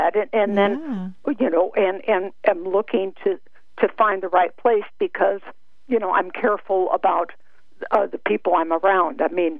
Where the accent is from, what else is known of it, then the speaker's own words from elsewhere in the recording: West Coast, United States; moved away as an adult; now in Texas, United States; I'm originally from the West Coast, but past 20 years I've been in the Texas area